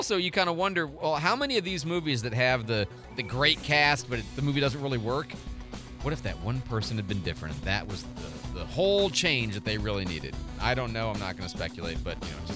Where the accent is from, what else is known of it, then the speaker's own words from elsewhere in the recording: Midwest, United States; now in Pensacola, United States; I'm from the Midwest